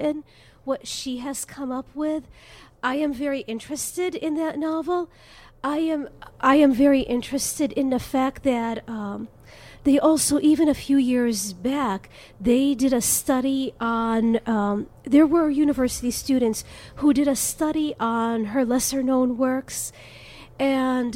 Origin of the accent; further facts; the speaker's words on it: Chicago, Illinois, United States; also born or lived in Oak Lawn, Illinois; when I was a child in the north side of Chicago